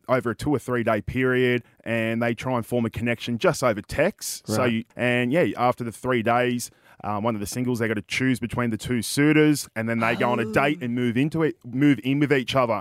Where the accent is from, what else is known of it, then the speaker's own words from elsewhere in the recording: Newcastle, New South Wales, Australia; I'm from God's country up in Newcastle